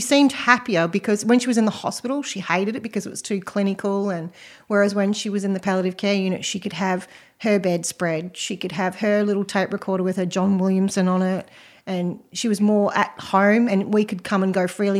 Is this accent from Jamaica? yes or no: no; Western Australia, Australia; moved away; I'm actually from Western Australia originally